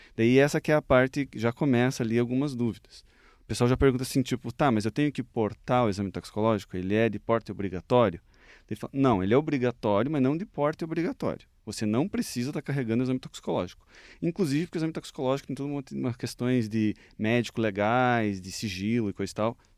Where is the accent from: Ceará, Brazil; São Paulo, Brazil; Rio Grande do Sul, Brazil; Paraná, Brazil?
Paraná, Brazil; Curitiba; also born or lived in Vilhena, Rondônia; Eu sou de Curitiba, natural daqui mesmo